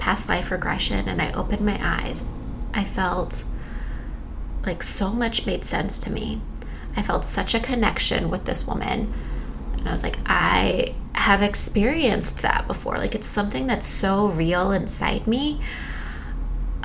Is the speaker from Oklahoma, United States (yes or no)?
no; Texas, United States; moved away as an adult; also born or lived in France; I was born and raised in Texas